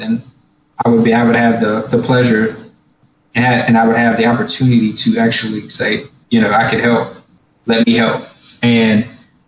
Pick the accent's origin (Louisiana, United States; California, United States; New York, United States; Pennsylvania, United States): Louisiana, United States; Baton Rouge; I'm from Baton Rouge, and that I have family there